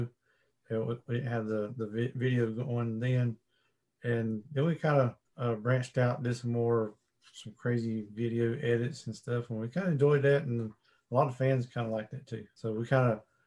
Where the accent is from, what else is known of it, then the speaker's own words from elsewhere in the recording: Statesville, North Carolina, United States; accent: southern; we're from north of Charlotte. We're up here in Statesville.